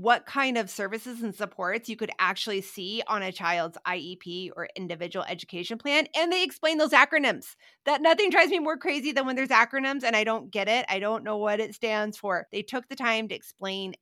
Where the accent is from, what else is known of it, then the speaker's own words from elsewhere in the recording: Midwest, United States; I grew up in the Midwest